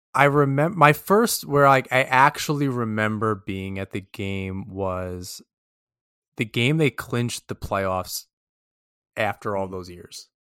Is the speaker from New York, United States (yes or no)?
yes; New York, United States; as a New Yorker